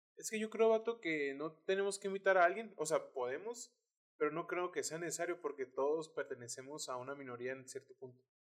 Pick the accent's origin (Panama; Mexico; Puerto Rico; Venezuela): Mexico; also born or lived in United States